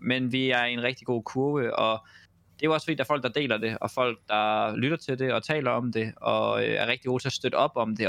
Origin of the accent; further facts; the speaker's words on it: Denmark; som dansker